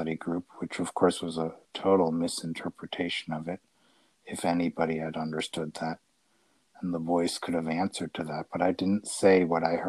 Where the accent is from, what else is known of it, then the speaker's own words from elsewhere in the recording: United States; moved away; also born or lived in Italy / Austria; I grew up in America. Then lived in Italy and in Austria